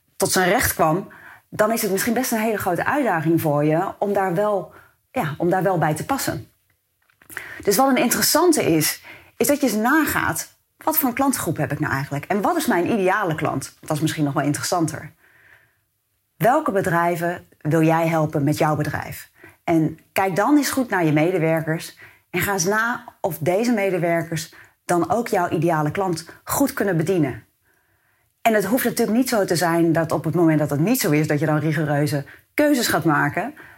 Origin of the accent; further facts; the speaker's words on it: Rotterdam, South Holland, Netherlands; Ik kom mezelf ook uit Rotterdam